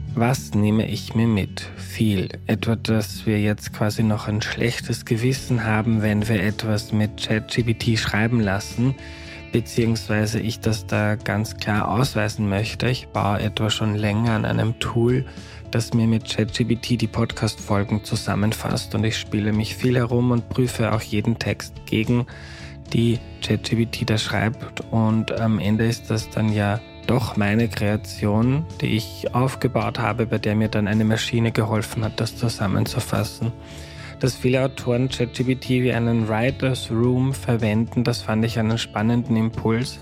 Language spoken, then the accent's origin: German; Austria; accent: Austrian dialect